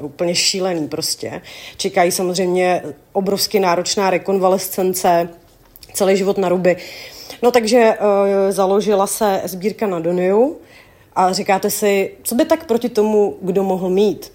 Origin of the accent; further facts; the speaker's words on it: Czechia; u nás v Čechách